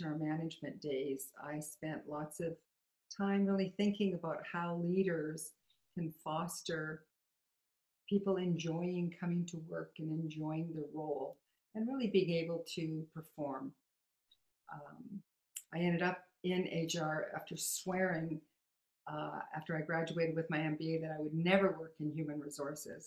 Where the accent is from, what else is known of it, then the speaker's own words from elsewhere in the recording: Saskatchewan, Canada; I grew up in Saskatchewan